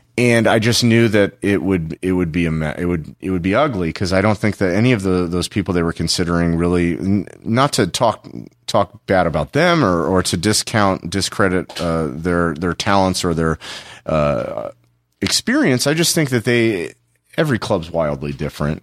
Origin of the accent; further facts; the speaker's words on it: Los Angeles, California, United States; also born or lived in Tempe, Arizona; I'm, I'm originally from Los Angeles. I moved back home to Los Angeles